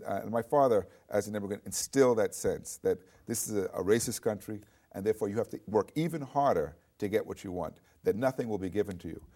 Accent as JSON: {"language": "English", "town": "New York City", "region": "New York", "country": "United States", "tie": "born or raised there", "said": "I grew up in New York City"}